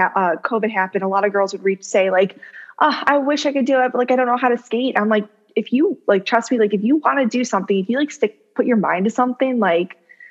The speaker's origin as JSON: {"language": "English", "town": "Wheeling", "region": "Illinois", "country": "United States", "tie": "born or raised there", "also_born_or_lived": "California", "said": "I am from Chicago, Illinois. Woo-hoo. I was actually born in California, but raised in the suburbs. So if anyone's from Wheeling out there, shout out."}